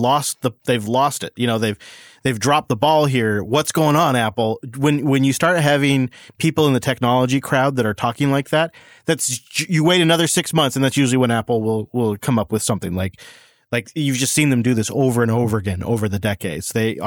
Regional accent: Germany; English is a second language; I mean, yes, I'm from Germany.

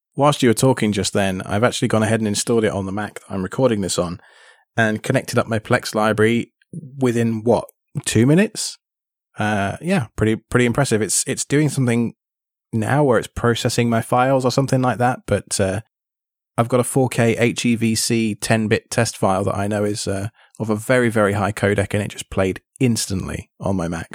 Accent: United Kingdom; now in United States; living in the States and being British

